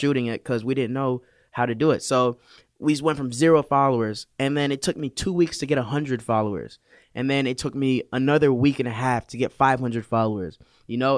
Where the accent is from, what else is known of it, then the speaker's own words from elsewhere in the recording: West Palm Beach, Florida, United States; also born or lived in Canada; I'm from Florida, West Palm Beach. Um, I was born in Canada. raising the mean streets of Palm Beach